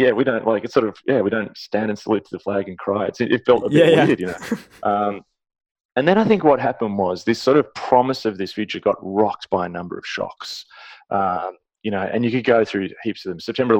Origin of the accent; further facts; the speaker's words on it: Canada; as a Canadian, you look, oh, hang on, this is not us